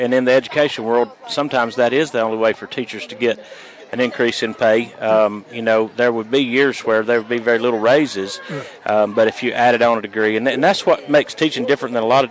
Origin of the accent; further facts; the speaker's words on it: Boaz, Alabama, United States; I came from Boaz High School. I've been there for about 15 years, and I graduated from there in 98, and I've been teaching there for around 15 years.